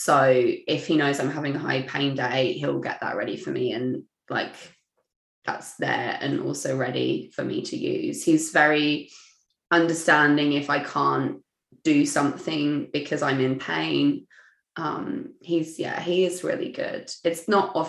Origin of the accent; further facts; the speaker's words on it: England, United Kingdom; moved away as an adult; now in Melbourne, Australia; I'm originally from England